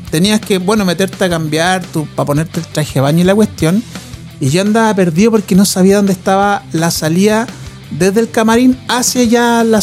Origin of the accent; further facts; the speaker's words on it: Chile; Y, lo miramos y dije sí, yo también soy chileno.